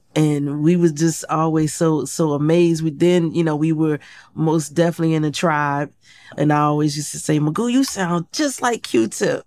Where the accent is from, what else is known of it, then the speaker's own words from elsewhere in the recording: Portsmouth, Virginia, United States; moved away; I grew up in Portsmouth, Virginia